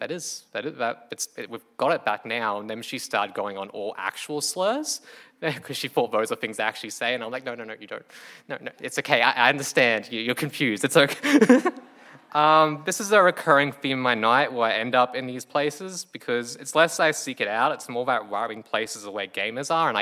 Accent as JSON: {"language": "English", "town": "Townsville", "region": "Queensland", "country": "Australia", "tie": "born or raised there", "moved": "as an adult", "lives_now": "Brisbane, Australia", "said": "I'm from Townsville."}